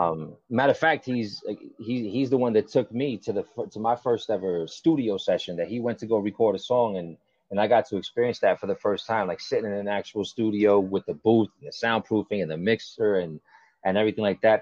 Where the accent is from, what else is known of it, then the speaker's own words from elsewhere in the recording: Kendall, Florida, United States; also born or lived in New York; where I grew up here in Kendall